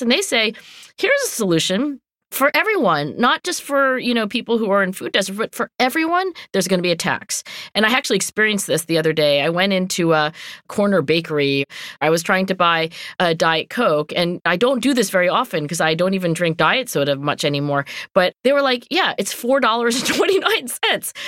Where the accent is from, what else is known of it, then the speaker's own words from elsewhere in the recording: Philadelphia, Pennsylvania, United States; I'm from Philadelphia